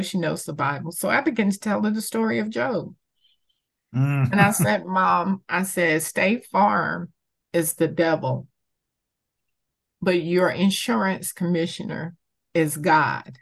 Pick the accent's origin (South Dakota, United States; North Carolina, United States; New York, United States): North Carolina, United States; now in Georgia, United States; I'm originally from North Carolina.